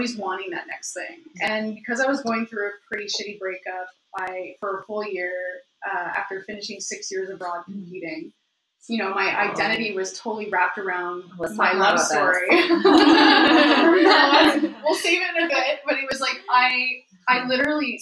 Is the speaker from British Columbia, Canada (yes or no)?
no; Oshawa, Ontario, Canada; moved away as an adult; also born or lived in Australia; now in Montreal, Canada; I'm from the Dirty Schwa. Ontario